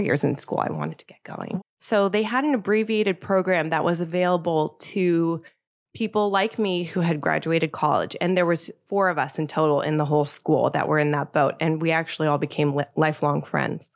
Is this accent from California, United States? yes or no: yes; Bay Area, California, United States; moved away as an adult; also born or lived in Paris, France / New York, United States; now in Los Angeles, United States; I grew up in the Bay Area